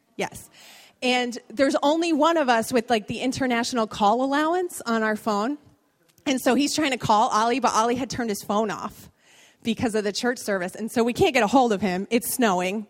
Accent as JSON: {"language": "English", "town": "Bridgeport", "region": "Connecticut", "country": "United States", "tie": "born or raised there", "moved": "yes", "said": "I was born in Bridgeport. I spent many years of my life in this city"}